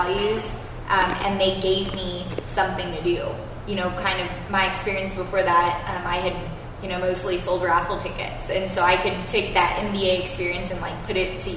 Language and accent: English; Alamogordo, New Mexico, United States; also born or lived in Santa Fe, New Mexico / Albuquerque, New Mexico; I'm a New Mexico girl. I mean, I've lived here pretty much my entire life. I was born in Santa Fe and grew up in Alamogordo until I was 14 and then moved to the big city of Albuquerque